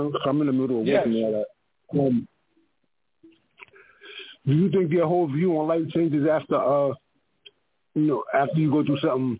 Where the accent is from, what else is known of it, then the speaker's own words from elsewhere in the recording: Memphis, Tennessee, United States; I'm from Memphis.